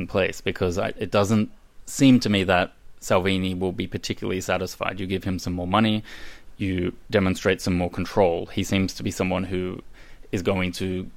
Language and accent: English; Australia; moved away; my childhood growing up in Australia